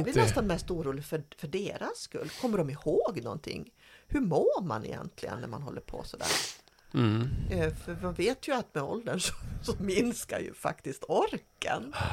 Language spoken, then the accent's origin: Swedish; Dalarna County, Sweden; Jag är från Dalarna